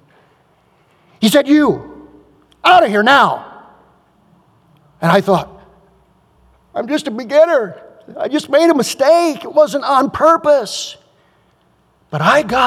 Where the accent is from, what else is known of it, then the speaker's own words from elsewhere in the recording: United States; I'm an American